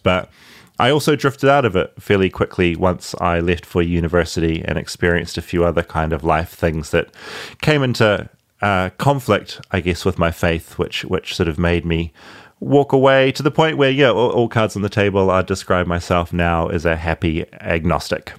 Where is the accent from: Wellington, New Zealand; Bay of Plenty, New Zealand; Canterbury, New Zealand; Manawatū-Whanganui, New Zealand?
Bay of Plenty, New Zealand; Tauranga; ended up living in a town in New Zealand called Bethlehem